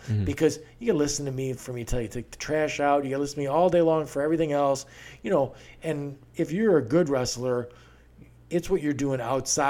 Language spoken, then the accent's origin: English; Beaufort, South Carolina, United States; born there; Now, I was born in Beaufort on a naval base there.